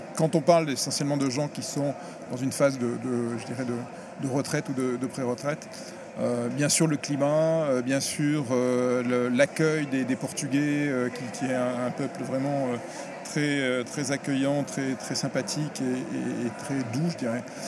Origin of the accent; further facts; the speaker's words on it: France; je suis français